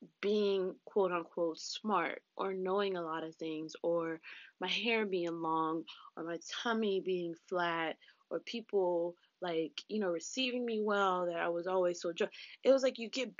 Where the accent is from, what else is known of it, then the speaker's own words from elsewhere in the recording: South Florida, United States; I grew up in South Florida